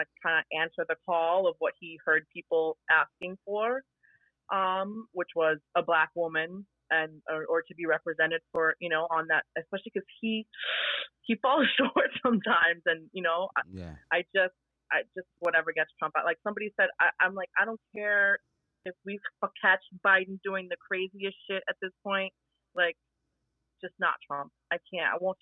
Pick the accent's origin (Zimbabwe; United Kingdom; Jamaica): Jamaica; I'm Jamaican.